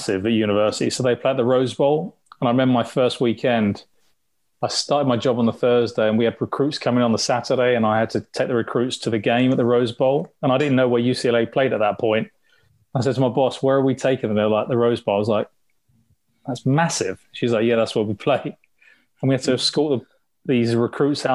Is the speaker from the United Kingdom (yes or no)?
yes; London, United Kingdom; I grew up in the East End, so I'm a huge West Ham fan